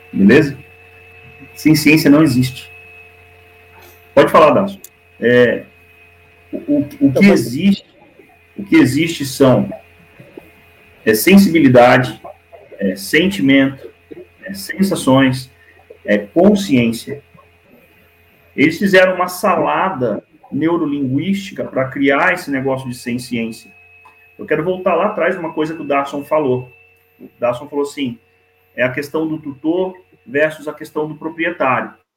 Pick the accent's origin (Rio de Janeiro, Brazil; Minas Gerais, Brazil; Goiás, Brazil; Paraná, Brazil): Rio de Janeiro, Brazil; Niterói; moved away; Eu morei durante bastante tempo no Rio de Janeiro, minha infância foi no Rio de Janeiro, em Niterói